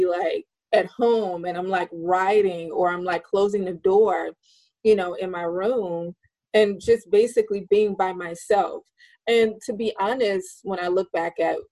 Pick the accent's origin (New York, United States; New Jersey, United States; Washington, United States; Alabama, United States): Alabama, United States; in Alabama, there, you know, there where I lived, it wasn't a lot there